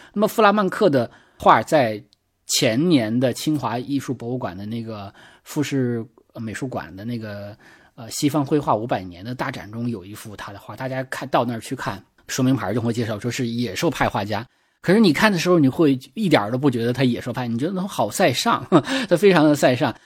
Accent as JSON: {"language": "Chinese", "country": "China", "said": "我们中国人"}